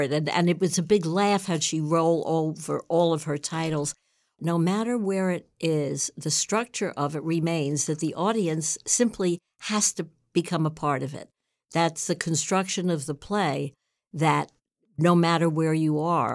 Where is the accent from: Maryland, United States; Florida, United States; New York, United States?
New York, United States; New York City; I grew up in New York City.